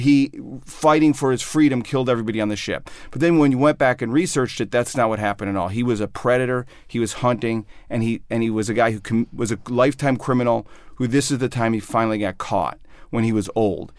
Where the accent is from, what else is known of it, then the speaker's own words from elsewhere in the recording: outside of Chicago, Illinois, United States; moved away as an adult; also born or lived in New York; I grew up outside of Chicago